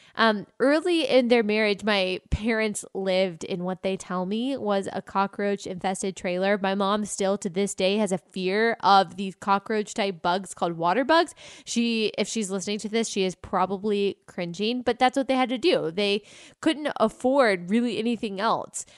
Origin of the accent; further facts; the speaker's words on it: United States; I say it as an American